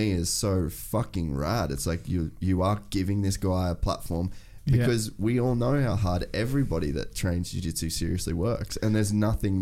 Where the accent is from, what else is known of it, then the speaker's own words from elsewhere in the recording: Cairns, Queensland, Australia; moved away; growing up in Cairns